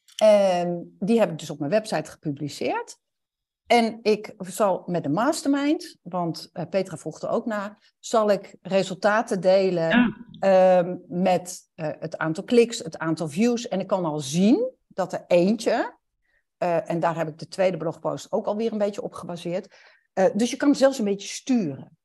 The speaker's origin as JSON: {"language": "Dutch", "country": "Netherlands", "said": "En dan ben ik een Nederlander die Duits spreekt. Dus dan heb ik een bepaald accent"}